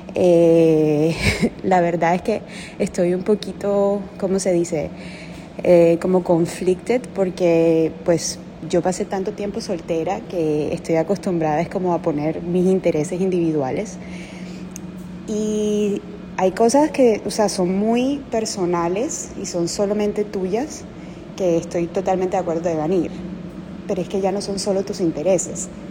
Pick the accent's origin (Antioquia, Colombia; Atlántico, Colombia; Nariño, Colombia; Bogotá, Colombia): Atlántico, Colombia; Barranquilla; now in Montreal, Canada; soy de Barranquilla, pero vivo en Montreal, Canadá, ahorita mismo